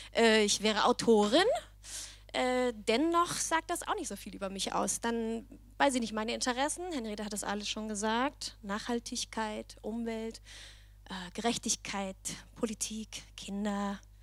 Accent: Denmark; accent: Danish; German is a second language; moved away as an adult; also born or lived in Berlin, Germany; now in Germany; ich komme aber aus Dänemark

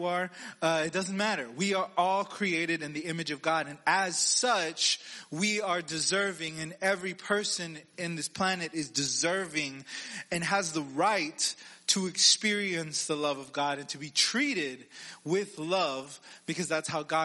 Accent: Texas, United States; I'm from Texas

